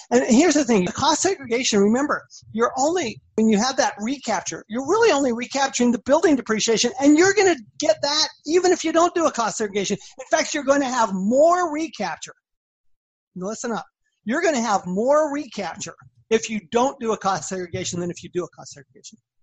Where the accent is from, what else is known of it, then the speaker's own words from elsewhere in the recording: Salt Lake City, Utah, United States; moved away as an adult; also born or lived in Austin, Texas / Washington, D.C.; I grew up in Salt Lake City, Utah went to the University of Utah.